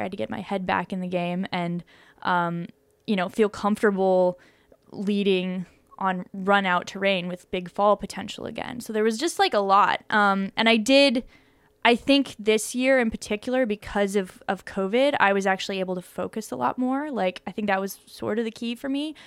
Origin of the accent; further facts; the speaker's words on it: Boulder, Colorado, United States; I grew up in Boulder, Colorado